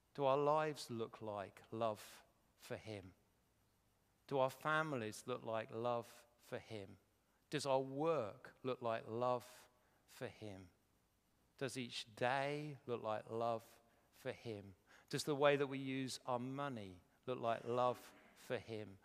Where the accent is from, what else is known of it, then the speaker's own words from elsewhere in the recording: Welwyn Garden City, East of England, United Kingdom; I come from Welling Garden City